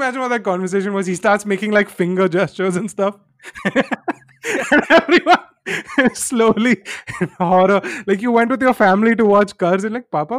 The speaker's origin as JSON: {"language": "English", "country": "India", "said": "we shouldn't do live-in because I'm an Indian girl and all this stuff."}